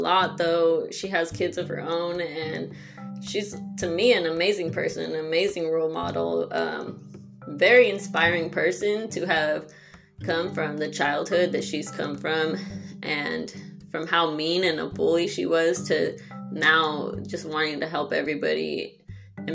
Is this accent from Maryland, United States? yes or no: no; Los Angeles, California, United States; growing up in San Pedro, which is LA County